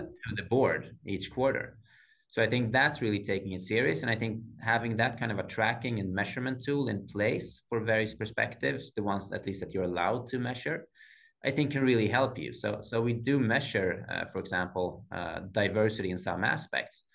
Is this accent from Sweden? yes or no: yes; Sweden; growing up uh, in the 80s uh, having black hair in sweden